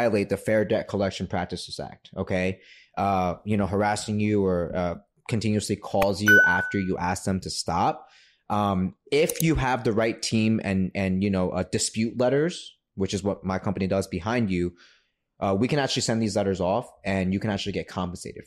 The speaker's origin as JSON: {"language": "English", "region": "New York", "country": "United States", "tie": "born or raised there", "said": "Born and raised in New York."}